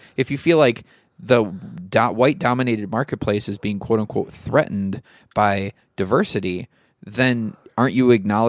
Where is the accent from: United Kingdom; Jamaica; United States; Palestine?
United States; Midwest; people back where I grew up in the Midwest who truly, to this day, believe white culture is being threatened.